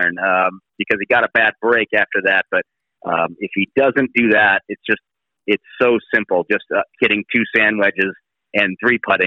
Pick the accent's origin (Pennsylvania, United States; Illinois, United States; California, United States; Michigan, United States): California, United States; Northern; I'm from Northern California